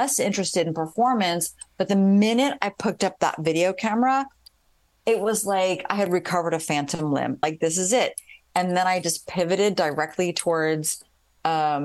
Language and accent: English; Columbus, Ohio, United States; moved away as an adult; now in Chicago, United States; I grew up in Columbus, Ohio.